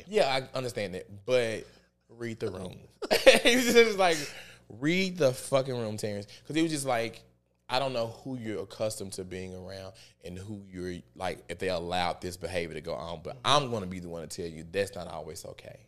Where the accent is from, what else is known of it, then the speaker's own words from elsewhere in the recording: the Bible Belt, United States; I grew up in the Bible Belt